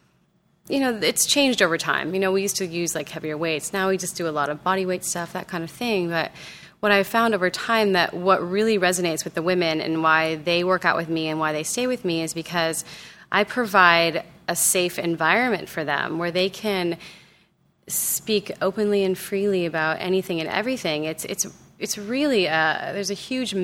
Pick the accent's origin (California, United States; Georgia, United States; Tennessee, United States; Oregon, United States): California, United States; Southern; growing up in Southern California